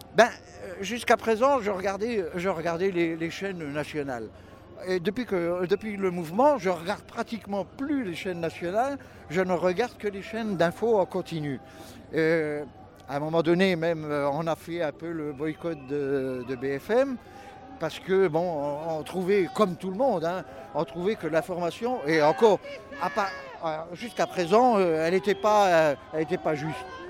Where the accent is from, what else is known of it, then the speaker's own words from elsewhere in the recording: Moselle, Grand Est, France; On vient de Moselle